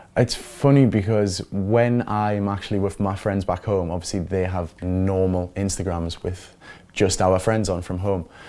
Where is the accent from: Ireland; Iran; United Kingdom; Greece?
United Kingdom; Newcastle upon Tyne, North East England; moved away as an adult; also born or lived in London; I'm from Newcastle.